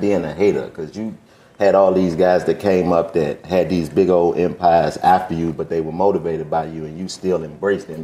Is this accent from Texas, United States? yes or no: no; Washington, District of Columbia, United States; I grew up in Washington, D.C.